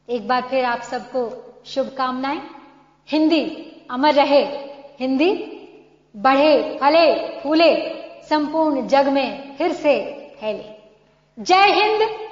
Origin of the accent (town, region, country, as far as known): India